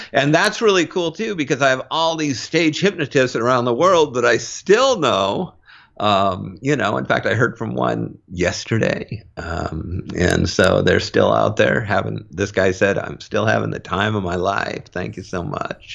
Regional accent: Mountlake Terrace, Washington, United States; moved away; I grew up in North, North Seattle. Um, in a town, uh, just outside of Seattle called Mount Lake Terrace

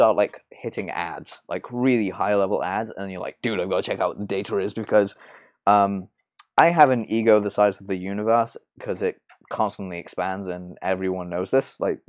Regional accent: England, United Kingdom; yeah, I grew up in England. I grew up in, I live in London, so.

